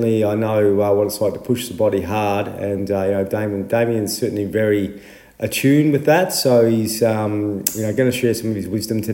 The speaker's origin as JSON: {"language": "English", "town": "Horsham", "region": "Victoria", "country": "Australia", "said": "I'm from Horsham."}